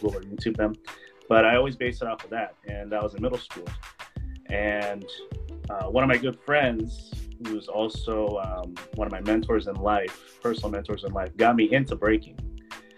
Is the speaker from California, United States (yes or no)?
yes; Daly City, California, United States; I grew up in the Bay Area